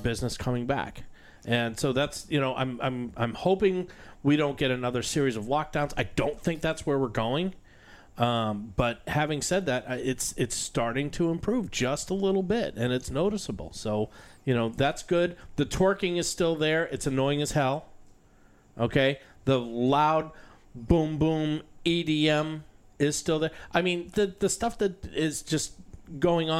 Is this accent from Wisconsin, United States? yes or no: no; Boston, Massachusetts, United States; also born or lived in North Shore, Massachusetts; now in Florida, United States; I was born in Boston